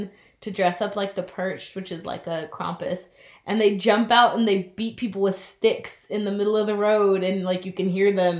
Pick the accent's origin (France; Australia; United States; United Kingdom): United States; to me as an American